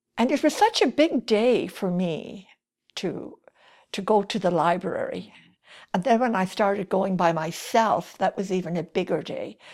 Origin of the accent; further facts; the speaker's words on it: Kildare, Leinster, Ireland; accent: Irish; moved away as an adult; also born or lived in Paris, France / Romania / Calgary, Canada; now in Canada; I grew up in Kildare